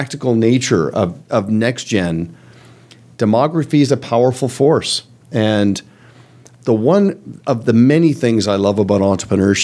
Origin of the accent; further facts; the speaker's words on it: Canada; I'm Canadian